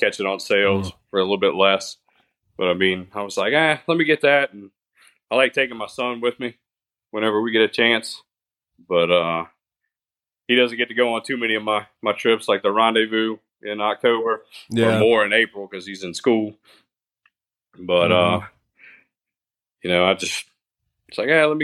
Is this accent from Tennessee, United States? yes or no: no; South Louisiana, United States; grew up in South Louisiana since I was 14. There's really not much to do but mud ride around here.